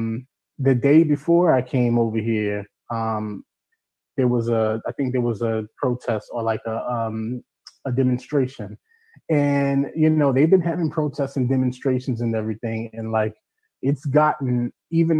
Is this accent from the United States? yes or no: yes; United States; now in United Kingdom; being an American here.